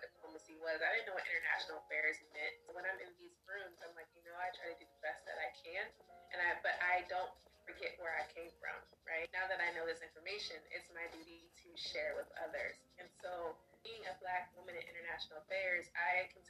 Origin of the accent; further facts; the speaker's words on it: Baltimore, Maryland, United States; When I was growing up, I didn't travel. I'm from Baltimore, Maryland.